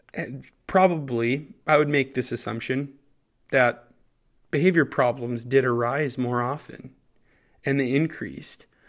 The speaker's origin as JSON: {"language": "English", "town": "Bertha", "region": "Minnesota", "country": "United States", "said": "I'm actually from Bertha, Minnesota. It's a tiny little town"}